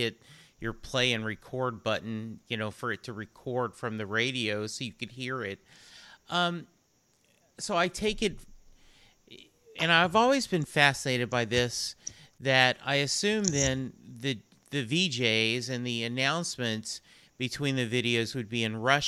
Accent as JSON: {"language": "English", "region": "England", "country": "United Kingdom", "said": "I speak no other language. You know, I am English."}